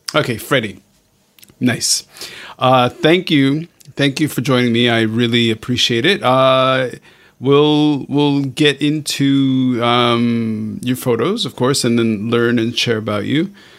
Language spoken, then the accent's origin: English; Montreal, Quebec, Canada; now in Hong Kong; I'm originally, okay, I grew up in Montreal, Canada